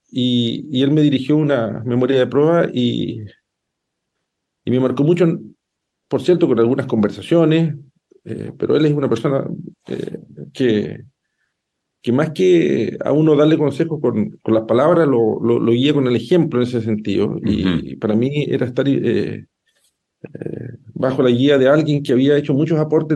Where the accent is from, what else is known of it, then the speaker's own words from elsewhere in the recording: Llanquihue province, Puerto Varas, Los Lagos, Chile; moved away as an adult; also born or lived in Ancud / Puerto Montt; now in Concepción, Chile; Yo soy proveniente de la provincia de Enquihue, yo nací en Puerto Ara, toda mi ah. familia, y yo soy de Precia, que, está cerca de Puerto Ara, ese, esa es mi tierra de origen